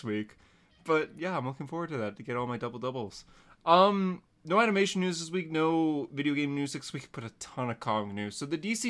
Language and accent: English; Canada; as a Canadian